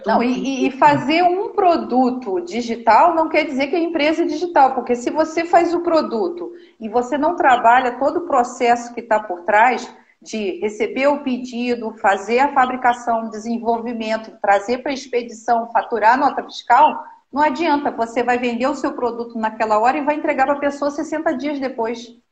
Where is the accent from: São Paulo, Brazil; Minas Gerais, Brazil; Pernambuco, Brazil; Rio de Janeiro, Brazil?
Rio de Janeiro, Brazil; Nova Friburgo; moved away as an adult; eu sou natural aqui do Rio de Janeiro, de Novo Friburgo, uma cidade que eu amo de paixão, que eu fui nasci, nasci criada